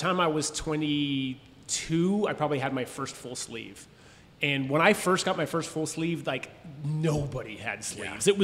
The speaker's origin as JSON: {"language": "English", "town": "San Jose", "region": "California", "country": "United States", "also_born_or_lived": "Austin, Texas", "moved": "yes", "said": "I'm from San Jose, California"}